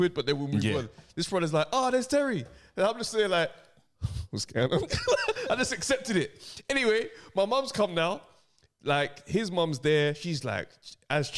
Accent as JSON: {"language": "English", "country": "Jamaica", "said": "me as a Jamaican"}